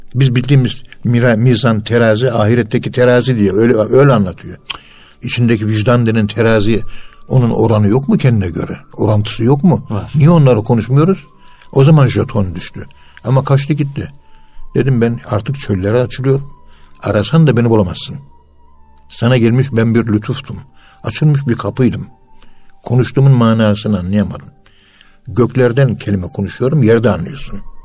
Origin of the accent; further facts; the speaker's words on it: Turkey; Biz Müslümanız. Biz Türküz